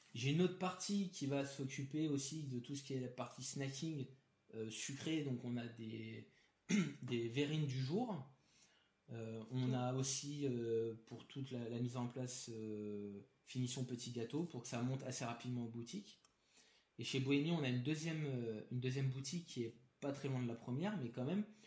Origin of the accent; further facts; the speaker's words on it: Paris, Île-de-France, France; je suis né, j'ai grandi à Paris